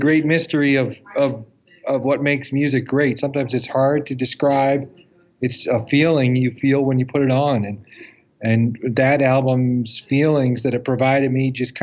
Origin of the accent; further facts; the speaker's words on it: Boston, Massachusetts, United States; I've always lived here in Boston.